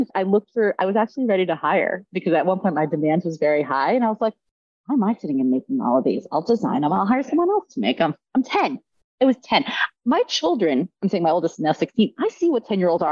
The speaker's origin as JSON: {"language": "English", "region": "New York", "country": "United States", "said": "I'm from New York"}